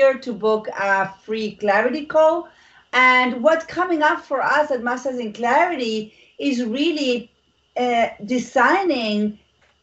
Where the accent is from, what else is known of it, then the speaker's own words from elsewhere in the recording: Argentina; English is a second language; moved away; I'm from Argentina. I am not American and I do have an accent.